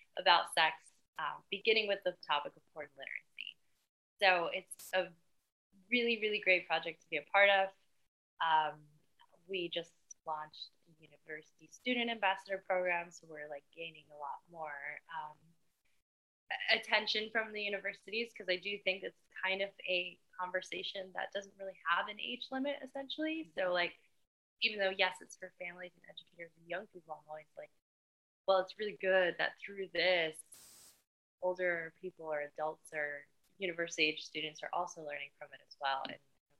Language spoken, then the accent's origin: English; Miami, Florida, United States; now in Barcelona, Spain; I'm originally from Miami, but I'm Barcelona-based